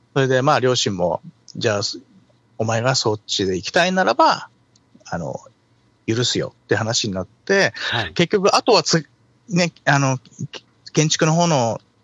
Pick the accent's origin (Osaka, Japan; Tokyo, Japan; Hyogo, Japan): Tokyo, Japan; 出身は東京ですね。東京の練馬。